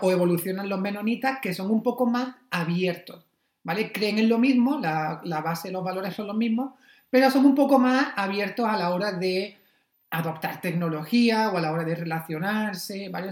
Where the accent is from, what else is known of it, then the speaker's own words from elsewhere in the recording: Almería, Andalusia, Spain; also born or lived in Pennsylvania; yo soy de Almería